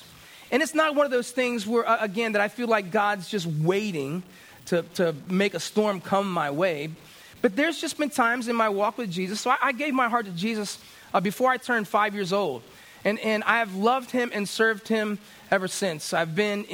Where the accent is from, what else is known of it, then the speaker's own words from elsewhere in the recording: Florida, United States; I grew up in Florida